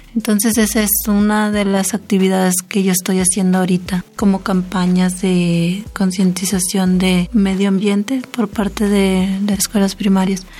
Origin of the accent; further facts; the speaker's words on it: El Desemboque, Sonora, Mexico; de Desemboque de los Seris